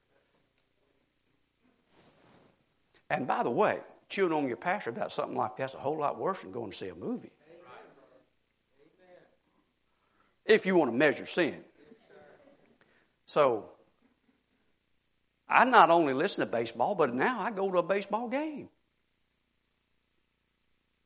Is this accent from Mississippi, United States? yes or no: yes; Mississippi, United States; now in Texas, United States; I'm a Mississippi boy